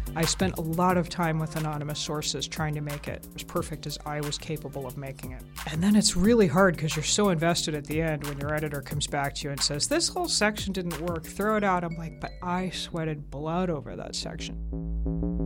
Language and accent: English; Atlanta, Georgia, United States; born or raised there; accent: southern; moved away; also born or lived in Augsburg, Germany / United Kingdom